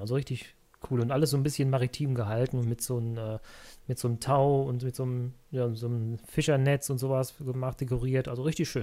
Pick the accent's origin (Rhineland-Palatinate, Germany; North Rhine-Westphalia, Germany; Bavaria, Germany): North Rhine-Westphalia, Germany; Cologne; ich komme ja eigentlich aus Köln, aus dem Kölner Raum hier. Ich wohne in Köln